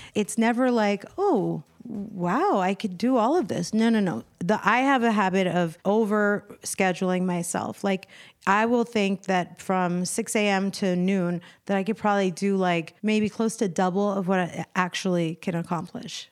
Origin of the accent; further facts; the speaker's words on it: Arlington, Virginia, United States; also born or lived in Washington, D.C.; now in Los Angeles, United States; I'm from Virginia, Washington, D C